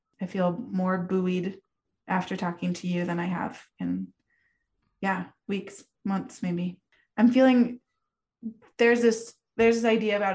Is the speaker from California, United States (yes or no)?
no; Lander, Wyoming, United States; born or raised there; moved away